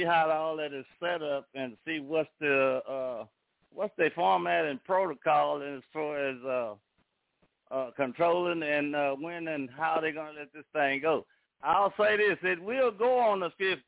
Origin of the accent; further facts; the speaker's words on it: Fort Worth, Texas, United States; I'm from Fort Worth, Texas, right down the street from Danny